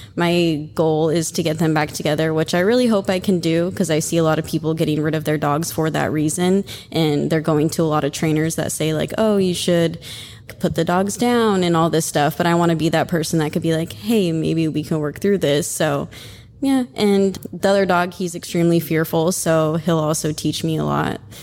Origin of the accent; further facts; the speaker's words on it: Oregon, United States; now in Florida, United States; I'm from Oregon, but I live in Florida